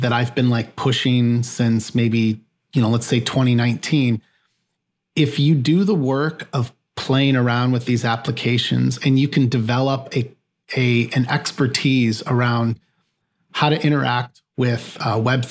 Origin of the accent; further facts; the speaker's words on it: near Chicago, Northwest Indiana, United States; I grew up in the Midwest. So I grew up near Chicago in a Northwest Indiana region